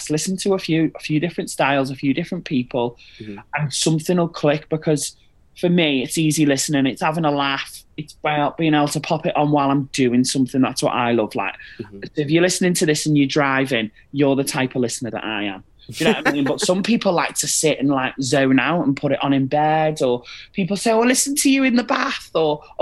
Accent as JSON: {"language": "English", "town": "Liverpool", "region": "North West England", "country": "United Kingdom", "also_born_or_lived": "Wirral", "moved": "yes", "lives_now": "Manchester, United Kingdom", "said": "I'm originally from Liverpool, and then I moved to the Wirral. So I'm like this weird little northern hybrid, but I am based in Manchester."}